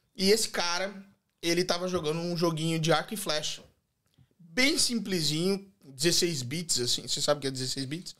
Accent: Joinville, Santa Catarina, Brazil; moved away as an adult; now in Australia; eu nasci em Joinville, Santa Catarina, Santa e Bela Catarina, né? E eu vim para a Austrália em 2016

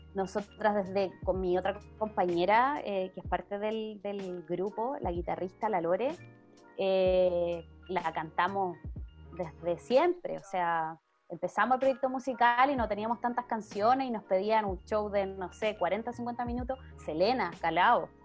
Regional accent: Melipilla, Santiago Metropolitan Region, Chile; nosotros somos de acá de Melipilla

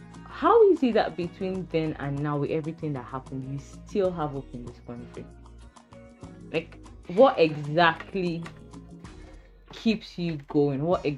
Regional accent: Nigeria; If I die tomorrow, it will still be recorded there that I was born in Nigeria.

